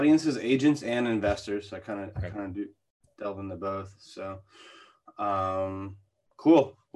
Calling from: Deerfield, Florida, United States; I'm in Deerfield, Florida.

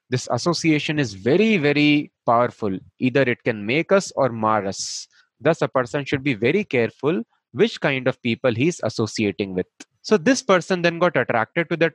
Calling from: Mumbai, Maharashtra, India; i am speaking from Powai here in mumbai uh, it is a one small place in mumbai

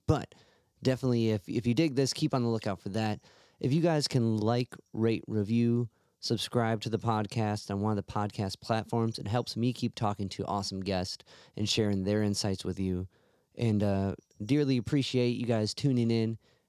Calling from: Cleveland, Ohio, United States; I'm calling from Cleveland.

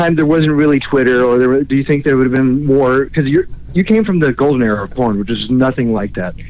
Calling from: Orlando, Florida, United States; calling in from Orlando, Florida.

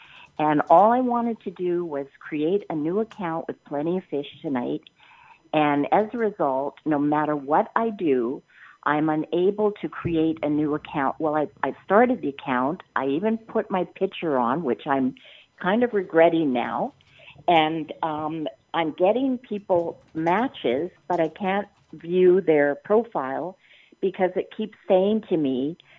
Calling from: Canada; I'm calling from Canada.

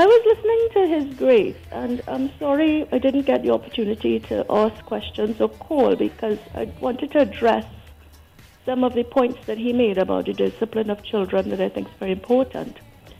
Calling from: United Kingdom; moved away; also born or lived in Trinidad and Tobago; I am calling from the UK.

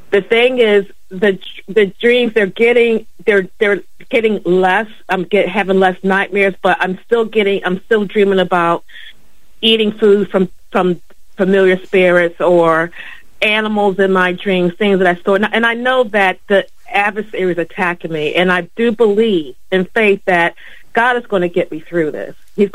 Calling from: Philadelphia, Pennsylvania, United States; Hi. Hi, this is … from Philadelphia.

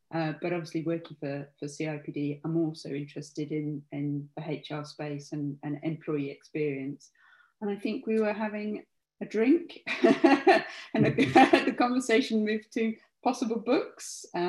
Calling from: South East England, United Kingdom

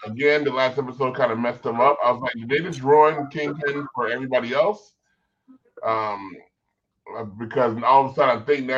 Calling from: North Hollywood, California, United States; I'm calling from NoHo.

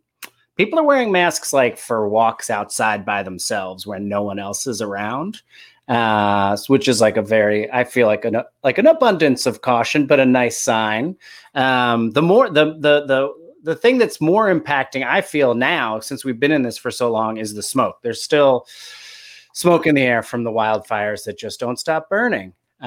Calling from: Los Angeles, California, United States; I'm calling in from Los Angeles

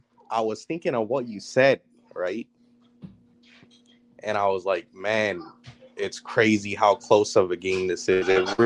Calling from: Antioch, California, United States

